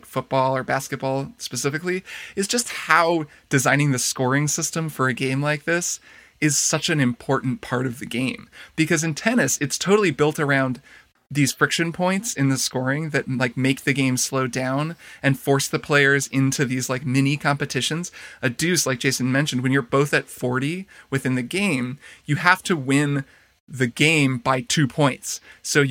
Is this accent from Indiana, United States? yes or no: yes; Indiana, United States; moved away; We're visiting my hometown as well in Indiana, where we both grew up, but her family now lives